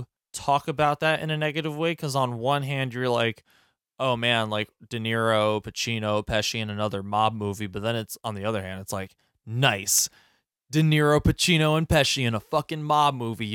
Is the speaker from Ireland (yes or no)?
yes; Ireland; Bothered me. Because I'm Irish.